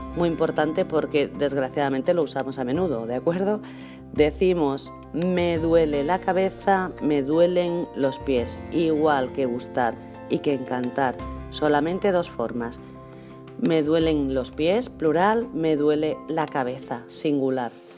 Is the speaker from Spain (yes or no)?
yes; Spain; also born or lived in Marbella, Spain; hablamos los españoles